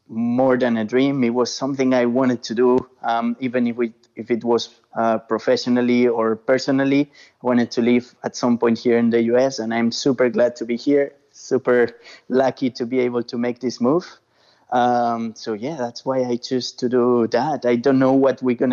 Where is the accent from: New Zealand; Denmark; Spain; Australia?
Spain; English is a second language; moved away as an adult; now in United States; I'm from Spain